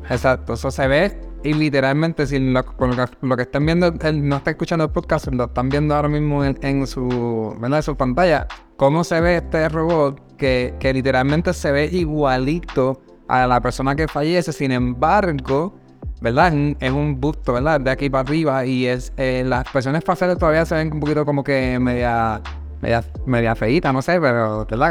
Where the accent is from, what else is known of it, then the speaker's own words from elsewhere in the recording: Puerto Rico; moved away; nosotros somos de Puerto Rico, ¿verdad? Originalmente de Puerto Rico